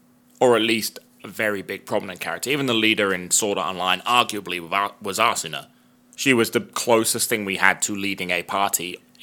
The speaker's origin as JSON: {"language": "English", "country": "United Kingdom", "said": "We just identified ourselves as very British"}